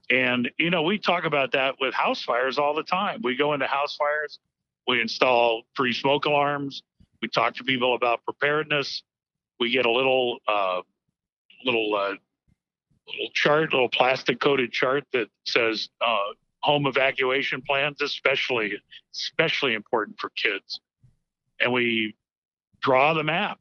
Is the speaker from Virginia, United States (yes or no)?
no; Miami, Florida, United States; I grew up in Miami, Florida, and so hurricanes were a way of life